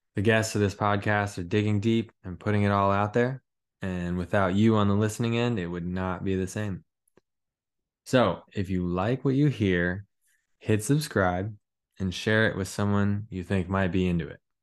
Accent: Colorado, United States; we're both from Colorado

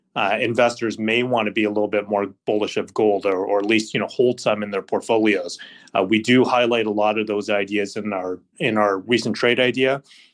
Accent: Canada; So, you know, as a Canadian investor, when you look at the US dollar, you haven't really seen the weakness just because the Canadian dollar has been just as weak.

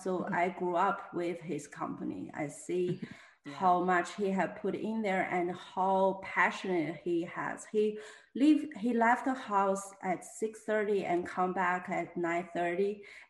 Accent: China; moved away as an adult; also born or lived in New York, United States; now in Houston, United States; I am a full-time artist based in Houston, Texas. I'm originally from China. I moved to US 10 years ago

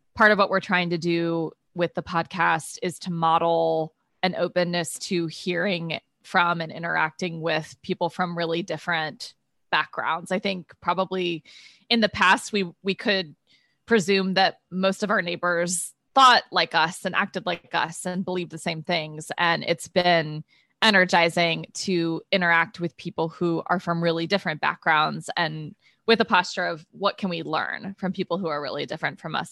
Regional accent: Midwest, United States; moved away as an adult; now in New York, United States; I grew up in the Midwest, went to college in the Midwest

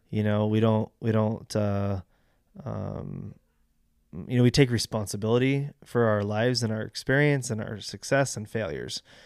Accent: Fallbrook, California, United States; I grew up in Fallbrook.

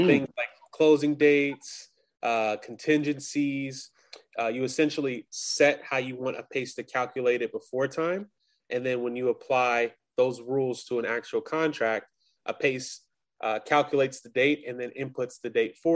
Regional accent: Long Beach, California, United States; moved away as an adult; also born or lived in Grambling, Louisiana; now in Boston, United States; I'm originally from Los Angeles, California, Long Beach to be exact.

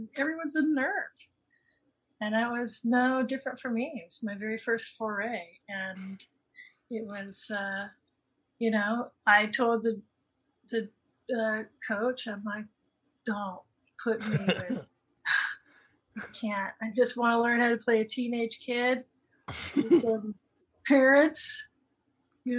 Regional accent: Los Angeles, California, United States; I grew up in Toluca Lake

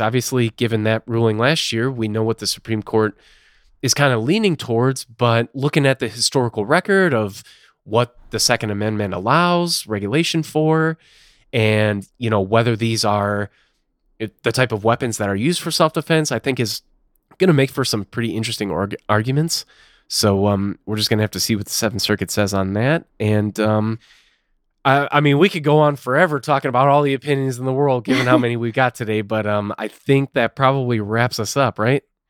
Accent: Illinois, United States; My home state, where, where I'm currently located, Illinois

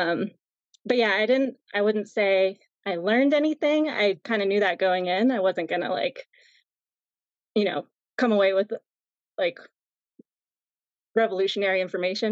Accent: New England, United States; moved away; I'm actually originally from New England

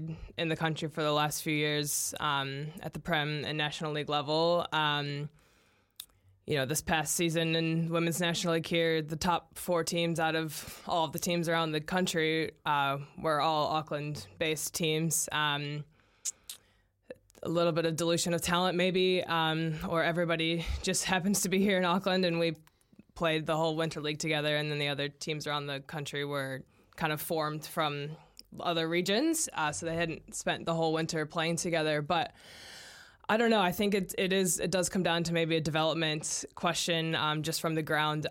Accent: United States; now in New Zealand; As an American

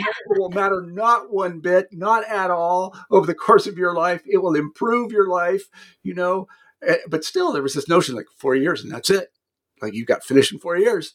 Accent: Kansas, United States; moved away as an adult; I was a kid from Kansas

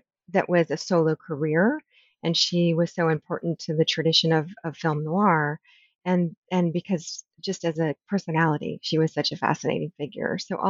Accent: D.C. area, Maryland and the Washington, United States; also born or lived in Virginia; So I was born in Virginia, and I grew up in Maryland and in the Washington, D.C. area.

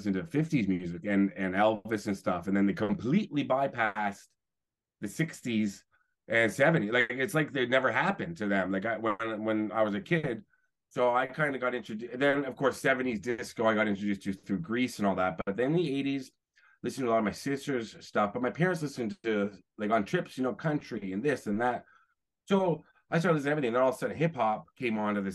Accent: Toronto, Ontario, Canada; I grew up in Toronto

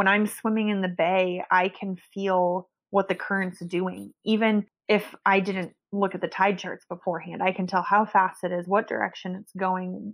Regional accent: Meadow Vista, California, United States; also born or lived in French Polynesia / New Zealand; I was born in Meadow Vista, California. It's like on the way to Tahoe. And I guess we had a lake near our house.

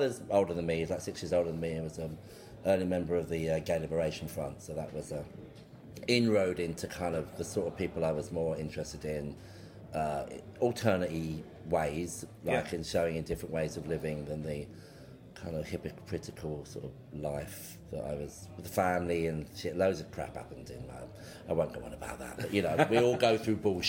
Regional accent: London, United Kingdom; I'm from London. I was born in London

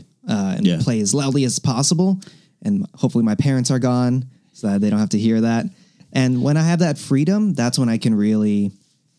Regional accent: Diamond Bar, California, United States; moved away as an adult; now in Burbank, United States; I even went home, like back to where I grew up in Diamond Bar

